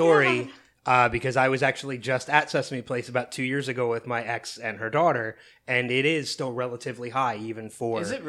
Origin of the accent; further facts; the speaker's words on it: United States; also born or lived in New Jersey / Pennsylvania; I grew up in New Jersey and Pennsylvania